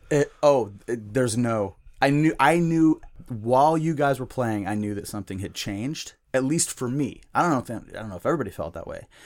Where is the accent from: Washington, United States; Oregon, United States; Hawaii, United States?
Washington, United States; Seattle; also born or lived in Spokane / Centralia, Washington / Redmond; Well, I'm from Seattle, North Seattle.